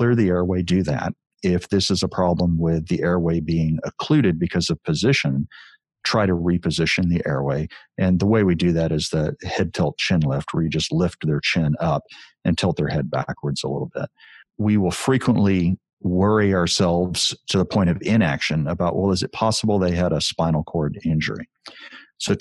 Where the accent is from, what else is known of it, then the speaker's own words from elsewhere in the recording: Texas, United States; as a Texan